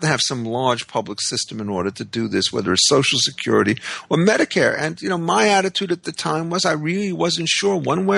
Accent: New York City, New York, United States; also born or lived in Great Neck, Long Island; As a boy growing up in Brooklyn

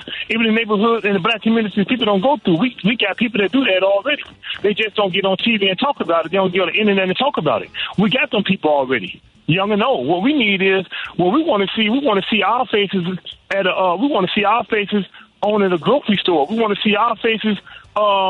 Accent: Chicago, Illinois, United States; I'm from the West Side

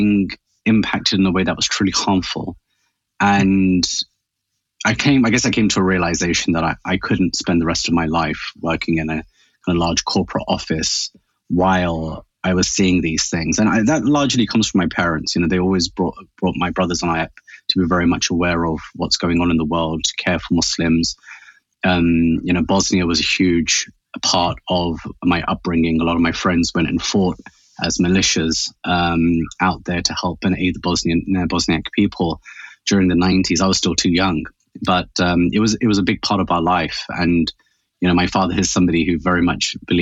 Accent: United Kingdom; I'm a British-born by Pakistani origin. Both my parents are from Pakistan.

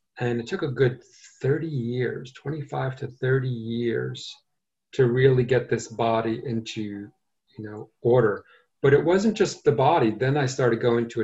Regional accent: New York City, New York, United States; also born or lived in Asheville, North Carolina; I grew up in Brooklyn

